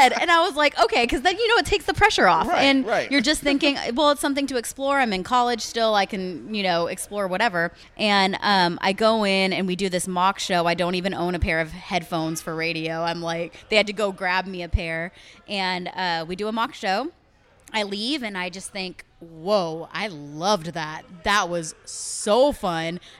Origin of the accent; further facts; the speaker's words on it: California, United States; also born or lived in Texas; I am, yeah. I was born in California.